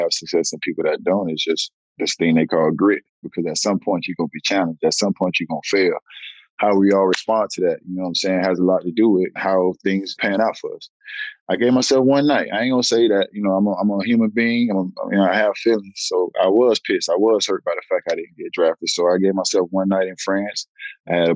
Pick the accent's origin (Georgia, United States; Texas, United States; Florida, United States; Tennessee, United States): Florida, United States; Miami; I had to come back to my hometown